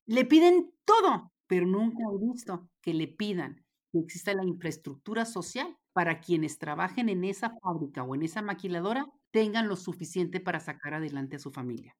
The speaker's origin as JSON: {"language": "Spanish", "town": "Ciudad Juárez", "region": "Chihuahua", "country": "Mexico", "said": "Tú y yo somos de Juárez"}